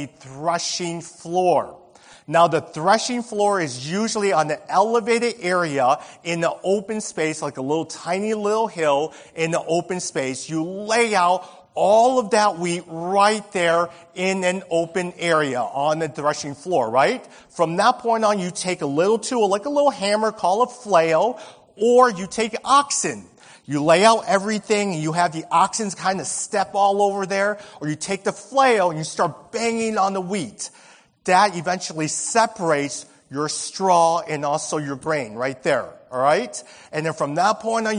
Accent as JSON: {"language": "English", "town": "Bridgeport", "country": "United States", "tie": "born or raised there", "said": "I remember growing up in Bridgeport. I was back in 82 when I first moved in Bridgeport."}